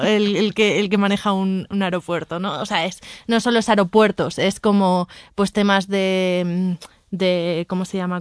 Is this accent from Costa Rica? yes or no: no; a town in the Basque Country, Spain; now in Mexico City, Mexico; Soy de Yodio, de un pueblo del País Vasco